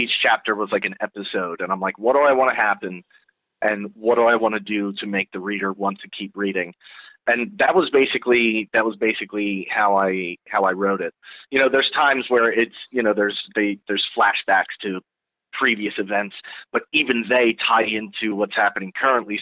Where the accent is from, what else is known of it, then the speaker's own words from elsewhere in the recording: New Jersey, United States; I'm born and raised in New Jersey